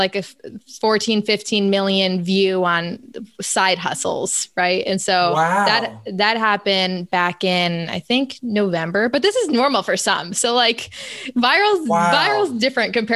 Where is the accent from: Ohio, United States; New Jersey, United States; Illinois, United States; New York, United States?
New York, United States; upstate; moved away as an adult; now in Florida, United States; my hometown is like suburban farmland, upstate New York.